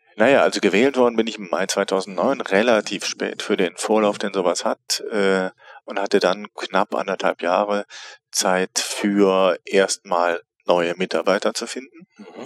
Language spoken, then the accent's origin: German; Neuss, North Rhine-Westphalia, Germany; also born or lived in Paris / Bielefeld / Mannheim / Cologne; now in Bremerhaven, Germany; geboren im Rheinland in Neuss